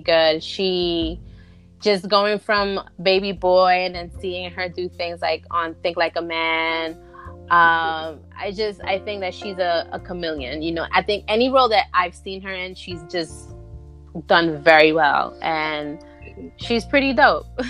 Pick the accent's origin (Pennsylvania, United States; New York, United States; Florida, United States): New York, United States; New York City; Both my parents are from Honduras, um, but I was born and raised in Brooklyn